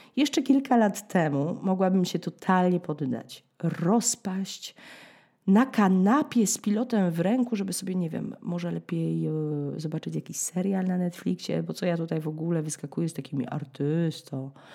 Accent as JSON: {"language": "Polish", "country": "Poland", "moved": "yes", "lives_now": "France"}